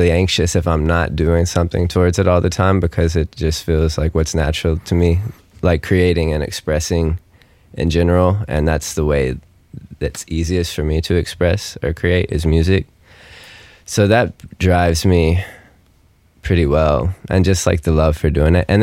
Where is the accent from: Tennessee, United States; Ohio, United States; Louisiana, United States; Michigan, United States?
Tennessee, United States; Mount Juliet; I'm from Nashville, Tennessee, or right outside of it, a small town called Mount Juliet